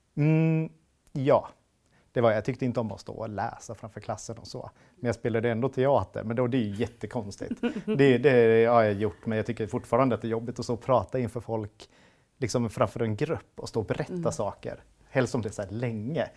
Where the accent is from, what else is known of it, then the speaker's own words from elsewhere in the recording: Hofors, Gävleborg County, Sweden; moved away as an adult; also born or lived in United States / Stockholm; now in Hofors, Sweden; Jag är född och uppvuxen i Hofors